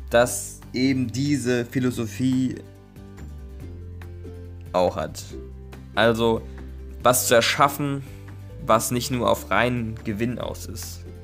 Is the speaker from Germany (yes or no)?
yes; Neckarhausen, Baden-Württemberg, Germany; ich komme aus Neckarhausen, habe ein FSJ in Offenburg im katholischen Jugendbüro gemacht